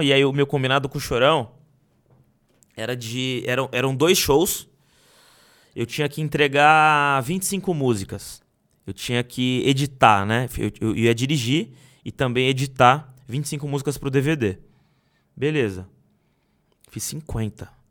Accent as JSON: {"language": "Portuguese", "town": "Guarujá", "region": "São Paulo", "country": "Brazil", "tie": "born or raised there", "said": "sair da favela que eu cresci"}